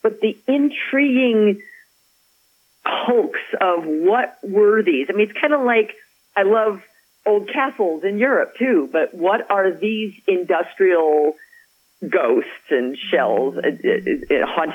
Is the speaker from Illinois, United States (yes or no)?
yes; Chicago, Illinois, United States; moved away; also born or lived in Madison, Wisconsin / Pittsburgh; I'm from Chicago